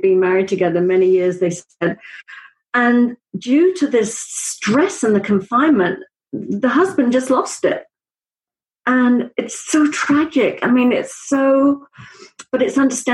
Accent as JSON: {"language": "English", "region": "Wales", "country": "United Kingdom", "said": "I'm from Wales."}